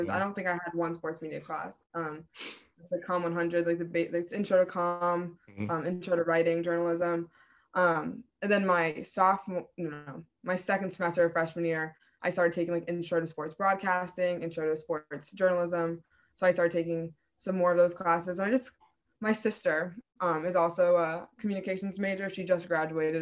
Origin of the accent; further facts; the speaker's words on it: Rhode Island, United States; URI is my state school. So I'm from Rhode Island.